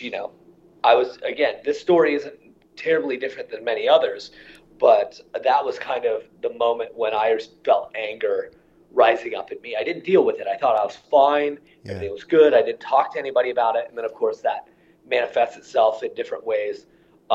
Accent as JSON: {"language": "English", "region": "Iowa", "country": "United States", "tie": "born or raised there", "said": "my childhood is really a pretty typical Midwest childhood in terms of, you know, I grew up in Iowa."}